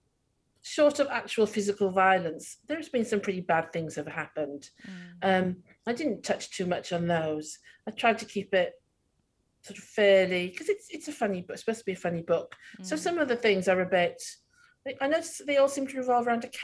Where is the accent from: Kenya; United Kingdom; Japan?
United Kingdom; Wales; accent: Welsh; When I get angry, it's super Welsh